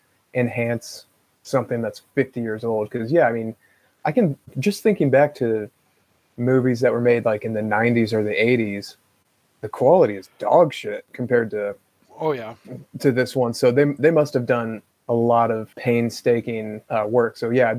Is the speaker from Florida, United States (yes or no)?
no; California, United States; as a Californian